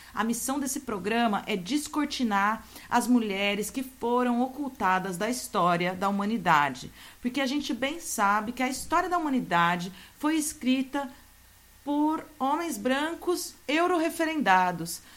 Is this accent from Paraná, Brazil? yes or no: no; Santos, São Paulo, Brazil; a gente é aqui de Santos, da Baixada Santista